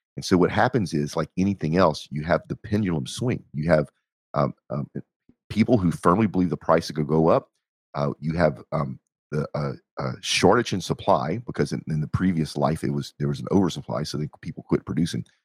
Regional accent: Texas, United States

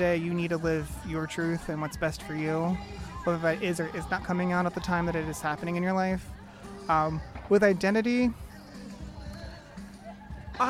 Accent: Pennsauken, New Jersey, United States; now in Bloomington, United States; originally from Pensacola, New Jersey, which is just across the river from Philadelphia

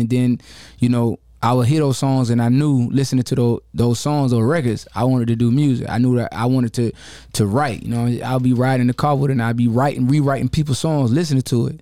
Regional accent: Jacksonville, Florida, United States; I grew up, you know, I come from the bottom. I'm from Jacksonville, Florida. I'm a Florida boy

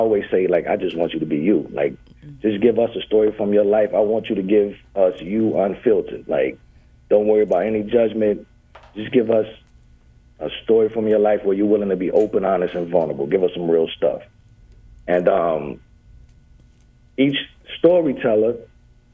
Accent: Clarksdale, Mississippi, United States; now in Wylie, United States; I'm originally from Clarksdale, Mississippi.

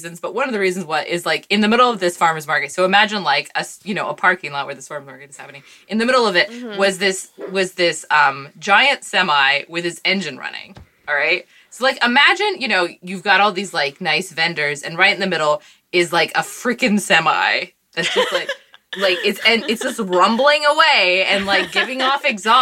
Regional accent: Washington, United States; moved away; I'm from Washington State

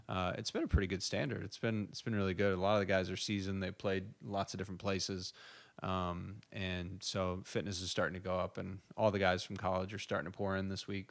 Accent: United States; also born or lived in Ireland; I'm the American

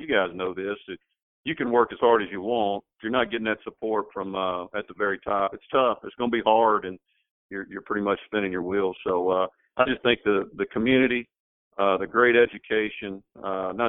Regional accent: Mississippi, United States; now in Louisiana, United States; I grew up in Mississippi

